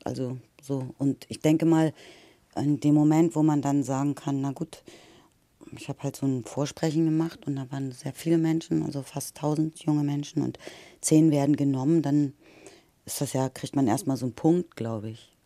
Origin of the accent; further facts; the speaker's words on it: Lower Saxony, Germany; ich komme aus dem Norden, aus Niedersachsen